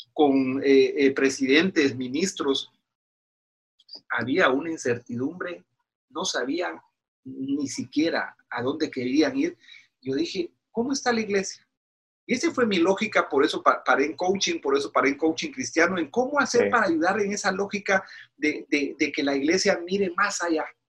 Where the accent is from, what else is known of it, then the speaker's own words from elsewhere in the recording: Guatemala; moved away as an adult; now in Washington, United States; soy originario de Guatemala